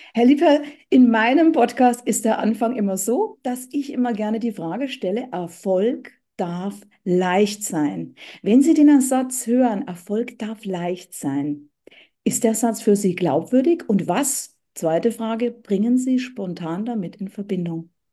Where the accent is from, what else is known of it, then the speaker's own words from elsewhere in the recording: Bavaria, Germany; now in Hamburg, Germany; ich bin ja aus Bayern